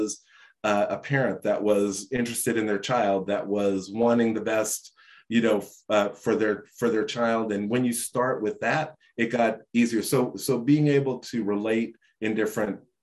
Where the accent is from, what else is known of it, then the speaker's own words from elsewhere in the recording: New York City, New York, United States; I grew up in Brooklyn, right? I grew up in a housing project my first 7 years.